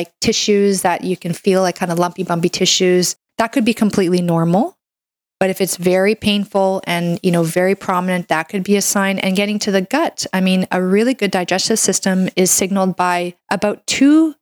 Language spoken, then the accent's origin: English; Canada; I'm a Canadian medical doctor